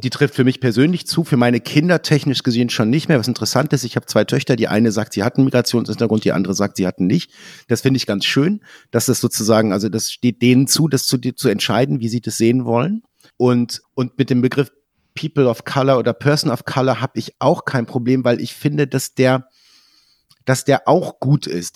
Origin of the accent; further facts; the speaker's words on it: a small village in Lower Saxony, Germany; Meine Eltern äh, haben ein Haus gebaut, als ich ein Kind war, in einem kleinen Dorf in Niedersachsen